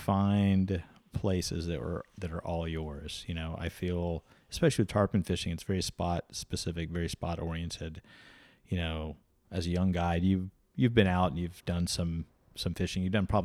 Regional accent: Destin, Florida, United States; He's a fighter pilot over where I grew up near Destin.

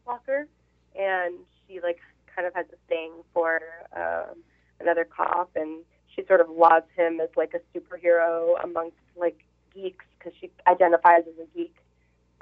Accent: Miami, Florida, United States; moved away as an adult; also born or lived in New York; now in New Orleans, United States; I am a Miami native.

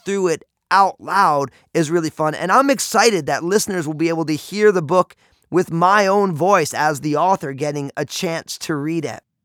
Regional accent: New Jersey, United States; moved away; I'm from New Jersey and they say things a certain way there

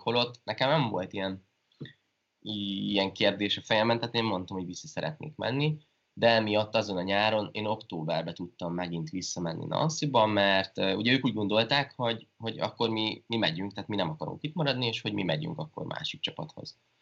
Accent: Hungary; moved away; also born or lived in France

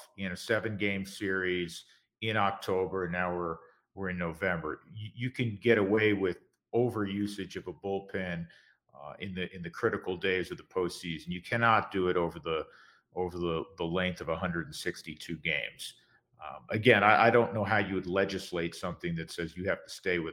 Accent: the East, East Coast, United States; moved away; we're both originally from the East

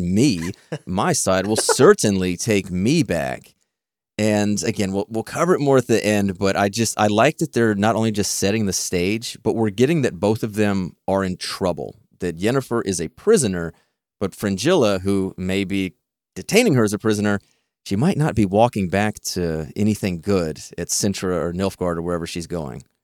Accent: Texas, United States; I'm from Texas

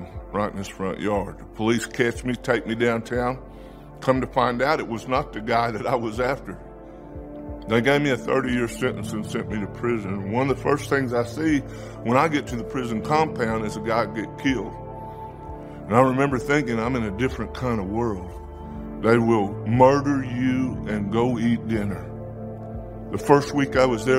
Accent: Oklahoma, United States; I am from Oklahoma

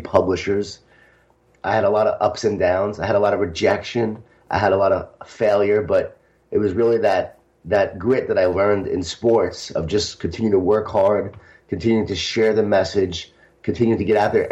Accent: Smithtown, New York, United States; I grew up in Smithtown, New York, a Jewish Italian family

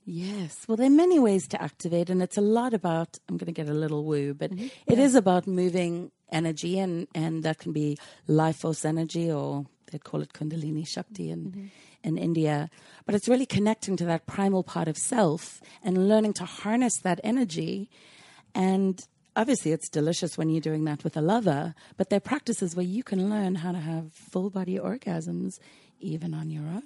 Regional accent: Cape Town, Western Cape, South Africa; moved away as an adult; also born or lived in London / Australia / New Zealand; now in Oakland, United States; I grew up in Cape Town in South Africa, and I was there till after college, and then went to London for five years

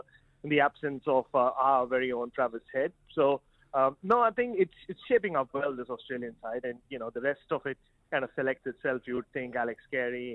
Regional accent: Mumbai, Maharashtra, India; moved away; I'm in my ancestral land, though I hail from Mumbai. My parents originally hail from Chennai

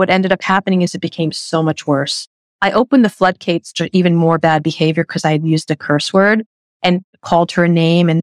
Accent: New York City, New York, United States; I'm a New Yorker.

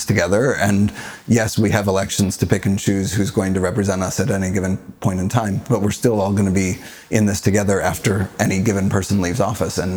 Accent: Colorado, United States; I grew up in Colorado

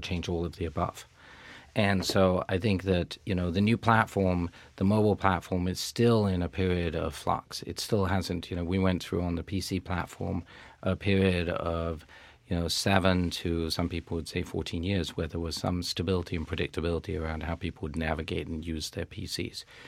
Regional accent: United Kingdom; also born or lived in France; I'm a Brit, but I'm also half French

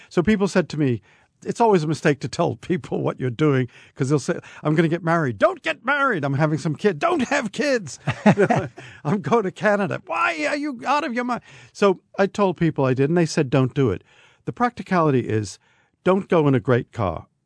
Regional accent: United States; as an American

